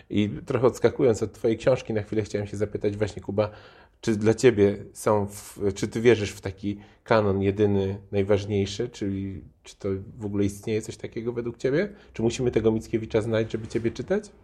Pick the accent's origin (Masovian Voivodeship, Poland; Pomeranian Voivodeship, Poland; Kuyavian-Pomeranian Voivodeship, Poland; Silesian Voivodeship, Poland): Silesian Voivodeship, Poland; Bytom; ja jestem z Bytomia